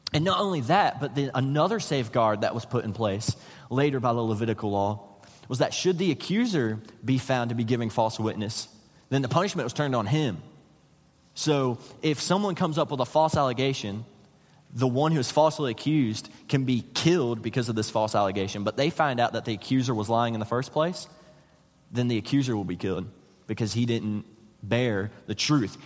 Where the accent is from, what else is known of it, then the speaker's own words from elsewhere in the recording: West Virginia, United States; moved away as an adult; I'm from West Virginia